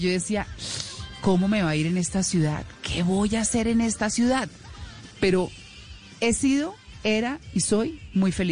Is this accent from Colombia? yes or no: yes; Bogotá, Colombia; born there; also born or lived in Caquetá / Tolima / Boyacá / Santander; finalmente llegué a Bogotá y me quedé en Bogotá, en mi tierra, en mi tierra de nacimiento. Eh, como lo dije en el funeral de mis papás, tengo muchas tierras adoptivas. Eh, tengo el Caquetá, el Tolima, Boyacá y Santander